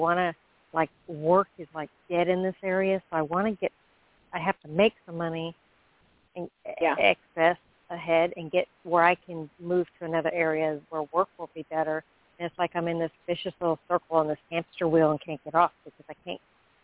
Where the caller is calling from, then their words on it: Florida, United States; I'm calling from Florida.